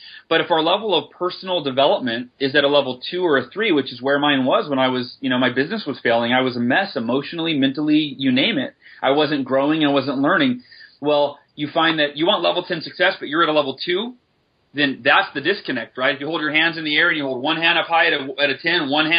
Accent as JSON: {"language": "English", "region": "California", "country": "United States", "said": "Down near San Diego."}